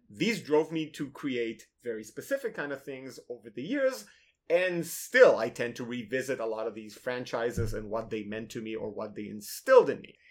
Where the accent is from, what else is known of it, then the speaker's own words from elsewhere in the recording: Tel Aviv, Tel Aviv District, Israel; moved away as an adult; also born or lived in Minnesota, United States; now in United States; I'm originally from Tel Aviv